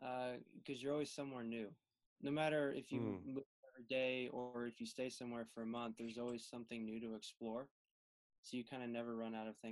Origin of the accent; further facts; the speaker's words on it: Wichita, Kansas, United States; moved away as an adult; my hometown in Wichita, Kansas